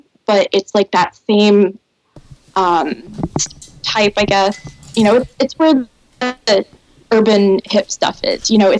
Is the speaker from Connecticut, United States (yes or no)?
no; Alaska, United States; also born or lived in North Carolina; now in Maine, United States; So I was born in Alaska and bounced between there and North Carolina. And then I chose Maine because it's the Alaska of the East Coast.